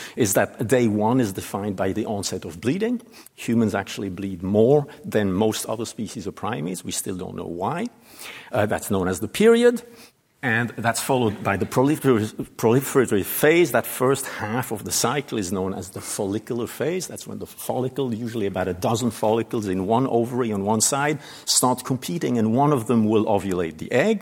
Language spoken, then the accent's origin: English; Switzerland; moved away; my home country